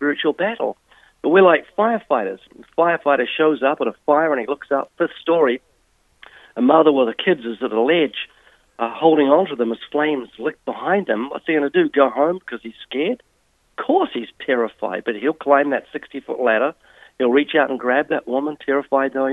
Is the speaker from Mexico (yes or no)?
no; New Zealand; Yes, I was born twice in New Zealand. I was brought up in a non-Christian home.